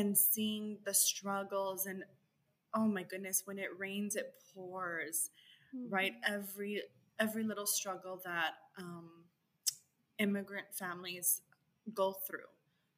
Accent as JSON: {"language": "English", "town": "El Paso", "region": "Texas", "country": "United States", "tie": "born or raised there", "said": "growing up in El Paso, Texas"}